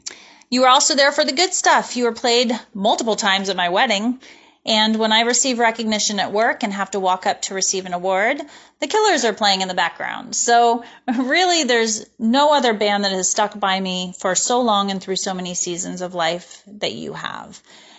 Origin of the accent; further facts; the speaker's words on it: Los Angeles, California, United States; I'm from Los Angeles, California.